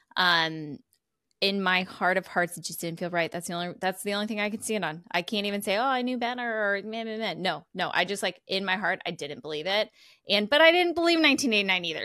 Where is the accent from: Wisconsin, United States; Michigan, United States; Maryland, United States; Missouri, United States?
Missouri, United States; sometimes I'm from Missouri and sometimes I'm from Missouri